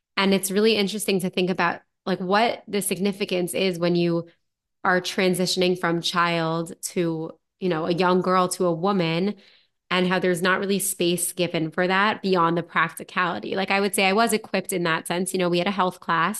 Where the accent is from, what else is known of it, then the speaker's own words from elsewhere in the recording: United States; I'm from the United States